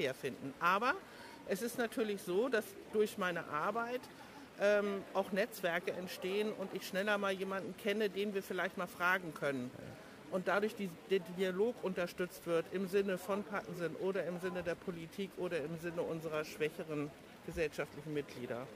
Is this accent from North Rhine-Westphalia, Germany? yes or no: no; Hamburg, Germany; moved away as an adult; also born or lived in Hanover; now in Koldingen, Germany; ich bin Hamburgerin, in Hamburg aufgewachsen, groß geworden